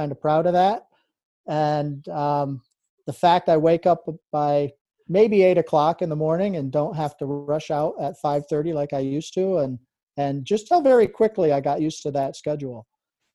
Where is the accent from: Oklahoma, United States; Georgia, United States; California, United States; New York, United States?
New York, United States; Adirondack Mountains; as a kid, I grew up in and around the Adirondack Mountains